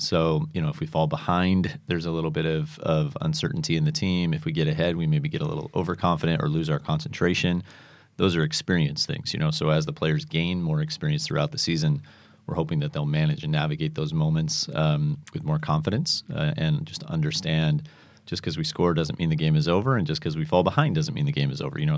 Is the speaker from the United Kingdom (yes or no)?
yes; Manchester, North West England, United Kingdom; moved away; I grew up in Manchester, England